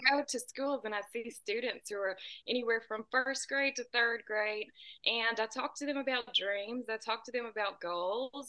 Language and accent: English; United States; I'm about two hours south of Nashville